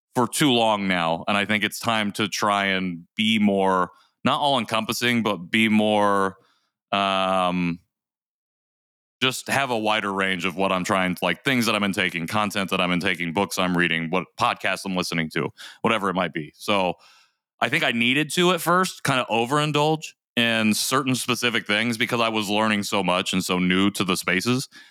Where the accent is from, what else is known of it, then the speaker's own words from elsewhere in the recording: United States; also born or lived in South Korea; Korean American adoptees.